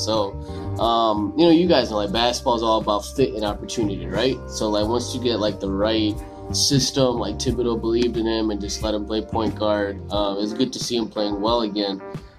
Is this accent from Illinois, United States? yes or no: yes; Burr Ridge, Illinois, United States; also born or lived in Oak Lawn, Illinois; Yeah, I was born in Oaklawn, and then my family moved out to a Burr Ridge in 95, which is like a western suburb. I've been out there since 95.